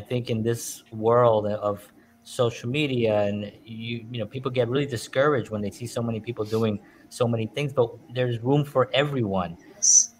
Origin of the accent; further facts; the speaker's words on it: New York, United States; I grew up in New York